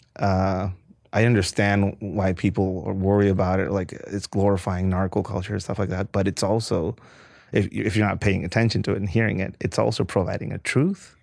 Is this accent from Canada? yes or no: no; Tijuana, Baja California, Mexico; moved away; I was born in downtown Tijuana on Seventh Street